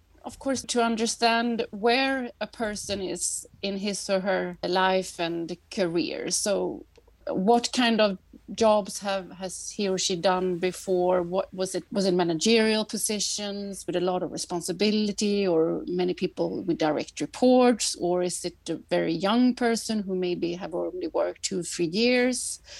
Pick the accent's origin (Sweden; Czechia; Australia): Sweden; Gothenburg, Västra Götaland; English is a second language; also born or lived in Paris, France / France / Canada / United States; So I come from Gothenburg otherwise, and my mom's from Paris. So I grew up in both those cities.